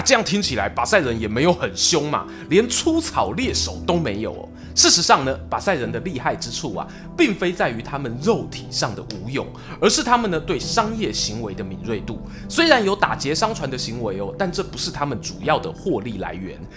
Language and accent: Chinese; Yilan County, Taiwan; 我故乡伊兰的苏澳港旁边